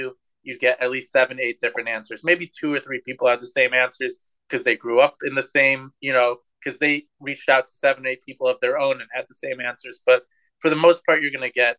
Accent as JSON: {"language": "English", "town": "Cleveland", "region": "Ohio", "country": "United States", "tie": "born or raised there", "said": "growing up in Cleveland, Ohio"}